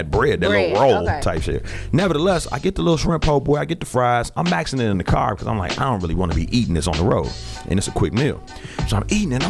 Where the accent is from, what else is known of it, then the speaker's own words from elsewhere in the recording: United States; I'm from Lake County